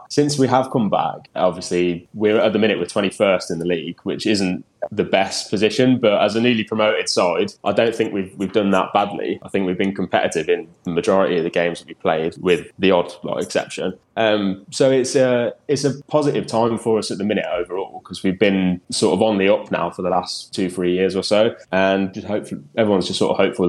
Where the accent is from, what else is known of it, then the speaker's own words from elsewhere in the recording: England, United Kingdom; as an Englishman